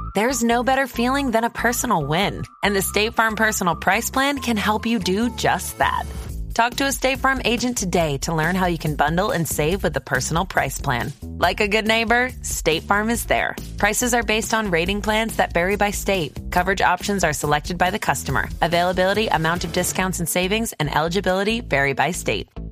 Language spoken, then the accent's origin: English; Ireland; as an Irish fan